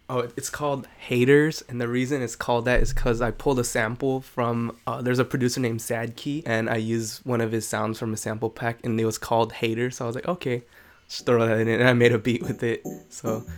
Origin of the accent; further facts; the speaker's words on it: San Jose, California, United States; I pretty much lived here all my life. I was born in San Jose